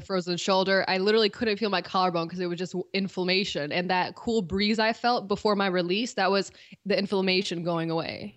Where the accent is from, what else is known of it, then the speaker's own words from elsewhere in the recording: Cleveland, Ohio, United States; moved away; I'm from Cleveland originally